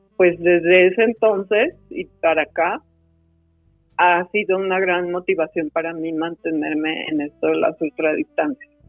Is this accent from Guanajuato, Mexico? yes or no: no; Guadalajara, Jalisco, Mexico; Yo soy de Guadalajara. Guadalajara, Jalisco la tierra de los ojos tapatíos